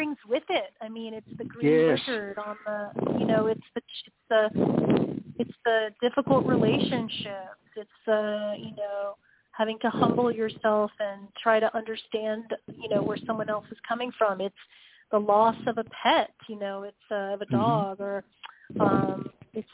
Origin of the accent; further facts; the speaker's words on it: Cincinnati, Ohio, United States; moved away as an adult; also born or lived in Chicago / Los Angeles; I grew up in Cincinnati, Ohio, where the amusement park is called King's Island